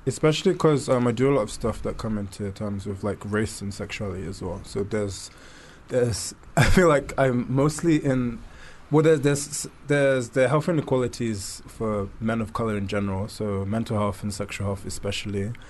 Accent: London, United Kingdom; being born and raised in London and growing up in um, growing up growing up here

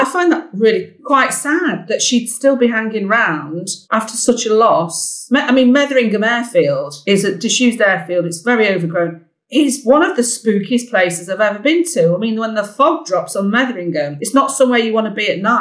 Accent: Derbyshire, East Midlands, United Kingdom; I'm from Derbyshire and I know sort of Lincolnshire airfields quite well

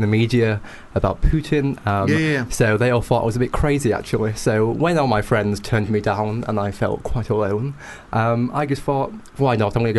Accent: United Kingdom; accent: British; my British accent

